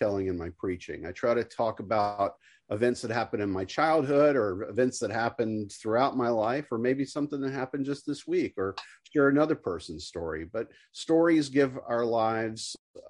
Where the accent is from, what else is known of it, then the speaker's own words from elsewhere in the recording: the South, United States; as a Southerner